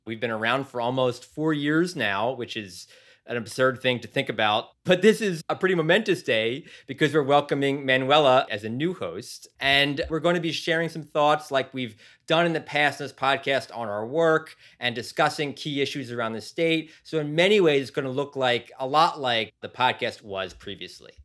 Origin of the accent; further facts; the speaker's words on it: Philadelphia, Pennsylvania, United States; moved away as an adult; also born or lived in San Diego / Sacramento; now in Los Angeles, United States; I grew up in Philadelphia